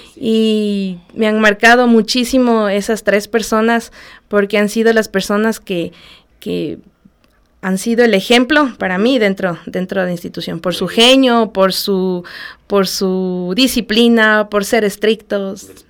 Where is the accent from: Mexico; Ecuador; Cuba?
Ecuador; Ambato, Tungurahua; soy ambateña de nacimiento, orgullosamente Guaitamba